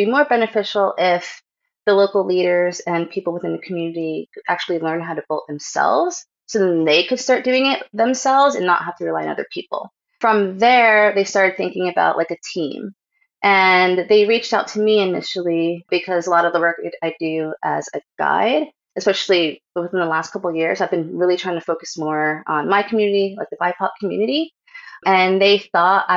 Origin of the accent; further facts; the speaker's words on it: Kingston, New York, United States; moved away; also born or lived in New Hampshire; Grew up mid-state New York in Kingston